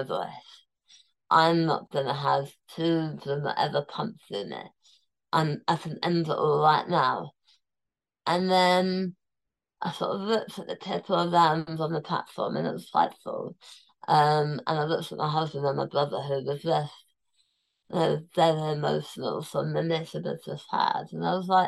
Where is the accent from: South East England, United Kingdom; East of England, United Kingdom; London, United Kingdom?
London, United Kingdom; I was born in Tooting. So I was born in that hospital 39 years before